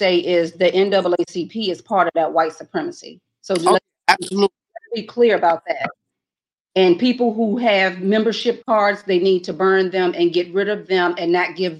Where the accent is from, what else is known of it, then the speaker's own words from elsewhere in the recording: United States; as an American, as an adult, indigenous American woman